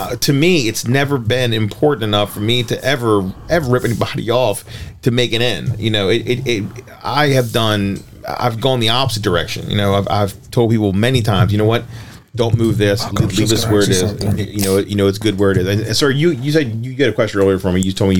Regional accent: Maryland, United States; Back in the day, I was born and raised in Armstead Gardens, and I remember very, very clearly there was a cool billboard for years outside of my neighborhood.

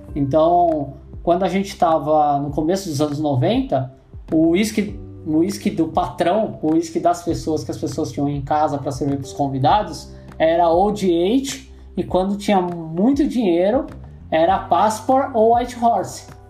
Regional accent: São Paulo, Brazil; eu sou da Zona Leste, minha mulher é da Zona Norte

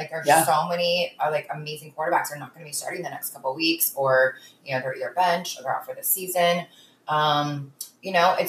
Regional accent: Northern California, United States; I'm from NorCal

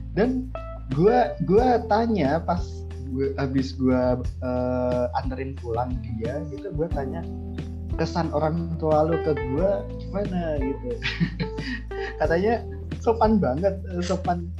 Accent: Java, Indonesia; gua dari Jawa

